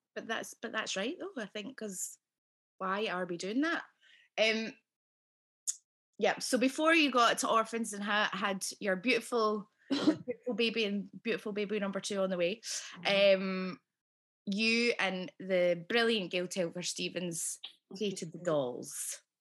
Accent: Scotland, United Kingdom; accent: Scottish; my own accent

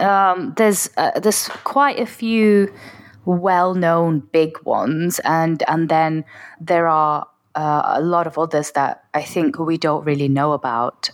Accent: Oldham, North West England, United Kingdom; my hometown

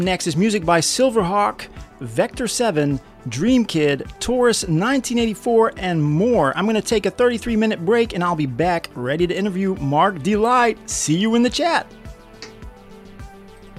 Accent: Netherlands; my home country, the Netherlands

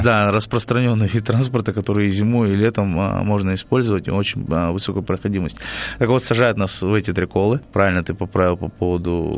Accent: Kalmykia, Russia; moved away as an adult; now in Salekhard, Russia; я из Калмыкии, где зафиксирована официально самая жаркая точка

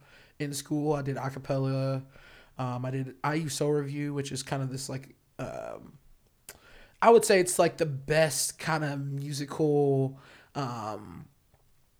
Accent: Indianapolis, Indiana, United States; moved away as an adult; also born or lived in Chicago; now in Los Angeles, United States; I'm from Indianapolis. I'm born and raised there.

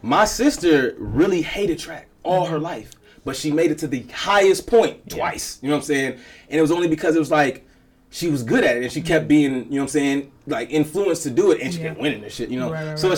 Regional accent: Chicago, Illinois, United States; Okay, I'm from Chicago. Mm-hmm. Okay, I'm from a cold city.

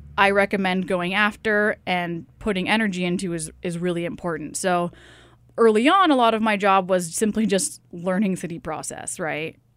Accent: Tacoma, Washington, United States; moved away as an adult; also born or lived in Seattle, Washington; now in Sitka, United States; I grew up in the Seattle area, actually probably closer to Tacoma in reality

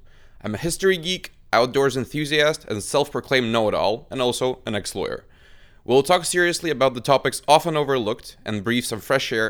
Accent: Russia; moved away; an associate sales representative at CSAP. Born and raised in Russia

